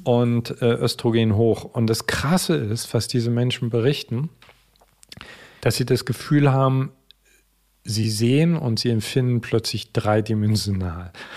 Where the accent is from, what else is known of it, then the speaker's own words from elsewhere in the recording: East Germany, Germany; Ich bin im Osten groß geworden